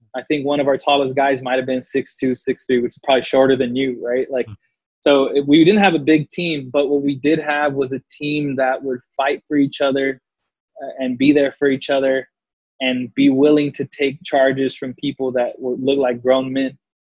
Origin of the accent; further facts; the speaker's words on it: San Antonio, Texas, United States; moved away as an adult; now in Los Angeles, United States; I grew up predominantly on the South Side